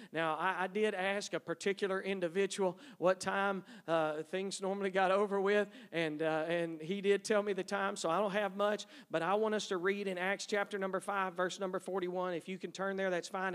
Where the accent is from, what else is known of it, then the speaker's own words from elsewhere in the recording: East Texas, United States; moved away; I grew up in East Texas, three sisters.